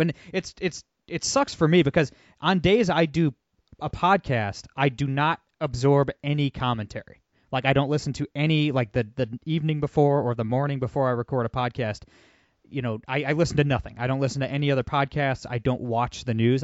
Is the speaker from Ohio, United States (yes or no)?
yes; Toledo, Ohio, United States; I'm from Toledo, Ohio